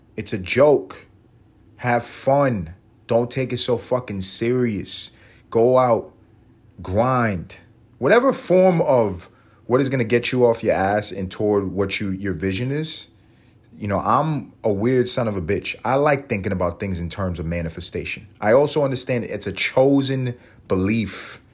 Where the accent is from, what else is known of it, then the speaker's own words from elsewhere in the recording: New York, United States; I grew up in New York